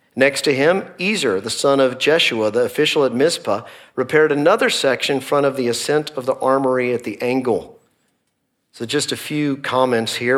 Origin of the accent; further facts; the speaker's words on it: Dallas, Texas, United States; also born or lived in Northeast Oklahoma; we are both from the Dallas area